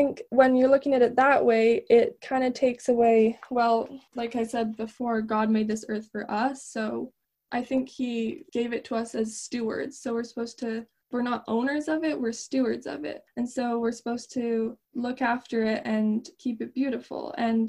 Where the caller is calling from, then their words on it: Alberta, Canada; I'm 18 and I'm calling in from Alberta, Canada.